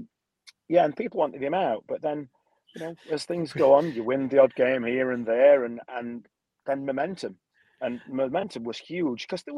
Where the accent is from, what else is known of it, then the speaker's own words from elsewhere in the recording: Barnsley, Yorkshire and the Humber, United Kingdom; moved away; I grew up in Barnsley. I've got family that still